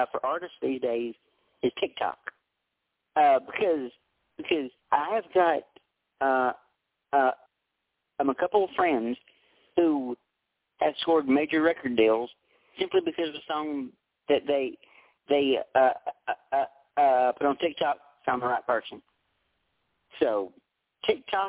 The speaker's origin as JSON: {"language": "English", "region": "western Tennessee", "country": "United States", "said": "I'm from Tennessee. I'm from the western part of the state"}